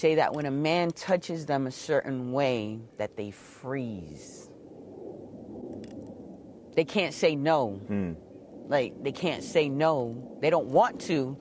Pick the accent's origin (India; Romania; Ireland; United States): United States; Boston, Massachusetts; moved away; also born or lived in New York / Kissimmee, Florida; I was born in New York, and then we was raised in Boston. And then we went to Kissimmee